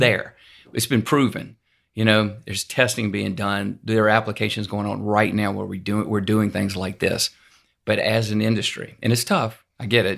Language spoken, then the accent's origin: English; Louisiana, United States; now in Houston, United States; I'm from Louisiana originally